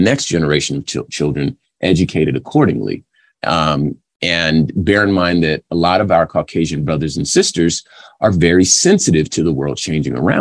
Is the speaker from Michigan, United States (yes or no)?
no; California, United States; I'm from California